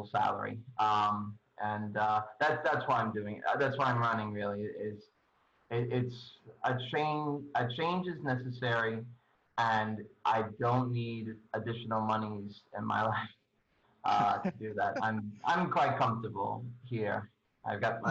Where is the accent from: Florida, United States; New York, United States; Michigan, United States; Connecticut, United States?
New York, United States; New York City; also born or lived in Forest Hills, New York; I'm originally from Bayside